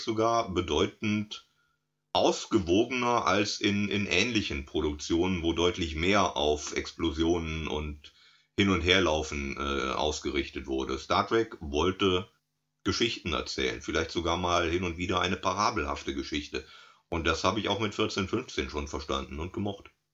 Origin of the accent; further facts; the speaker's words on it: SWF broadcast area, south-west Germany, Germany; hier, wo ich aufgewachsen bin, beim SWF